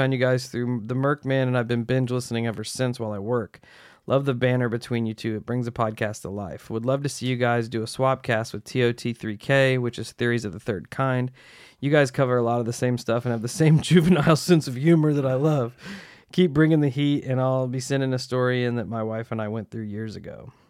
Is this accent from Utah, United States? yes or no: yes; Utah, United States; also born or lived in Arizona; I grew up in Utah. My family moved to Arizona. I briefly moved back to Utah a couple years later.